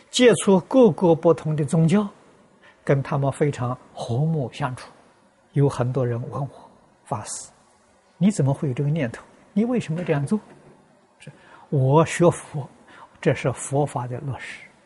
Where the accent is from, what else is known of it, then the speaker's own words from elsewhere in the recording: China; 我们中国人